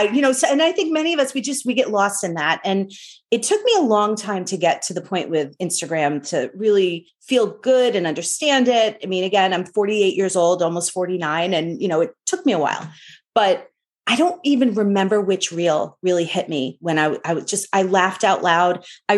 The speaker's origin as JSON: {"language": "English", "region": "Northeast", "country": "United States", "tie": "born or raised there", "said": "You know, I grew up in the Northeast as Protestant, converted to Catholicism."}